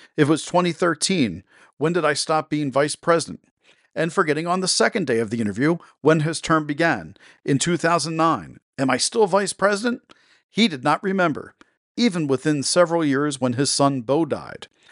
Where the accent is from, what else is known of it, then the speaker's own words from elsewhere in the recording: Delaware, United States; my home state of Delaware.